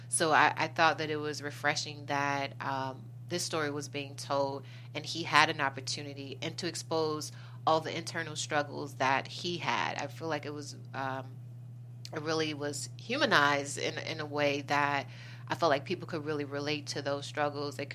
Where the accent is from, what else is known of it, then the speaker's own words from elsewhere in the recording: Chicago, Illinois, United States; I'm originally from Chicago.